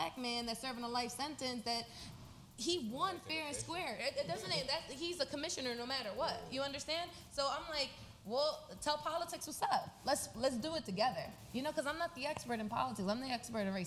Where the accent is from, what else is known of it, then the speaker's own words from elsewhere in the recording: Philadelphia, Pennsylvania, United States; moved away as an adult; now in Washington, D.C., United States; I'm from North Philly, born and raised